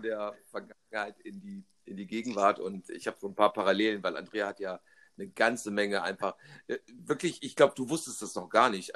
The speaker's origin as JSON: {"language": "German", "region": "Rhineland", "country": "Germany", "accent": "Rhenish", "said": "ich habe nie diesen rheinischen Makel weggekriegt, nämlich das Licht nicht aussprechen zu können"}